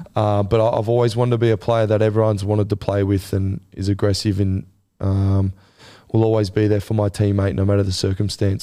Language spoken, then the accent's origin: English; Gold Coast, Queensland, Australia; it being my hometown and where I'm from